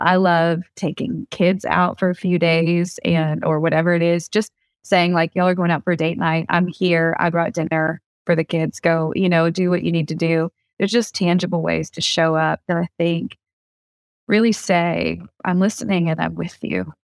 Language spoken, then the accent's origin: English; the South, United States; I grew up in the South